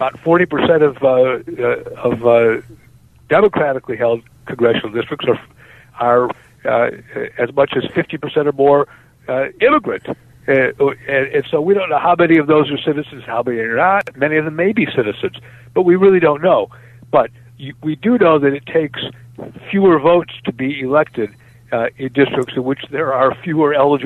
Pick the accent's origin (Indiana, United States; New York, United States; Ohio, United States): Ohio, United States; Cleveland; my hometown of Cleveland